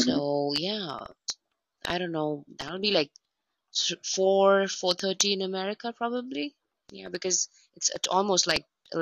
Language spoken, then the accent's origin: English; India; Oh, I grew up in India for sure, but because of my dad's job, we had to travel every 2 years.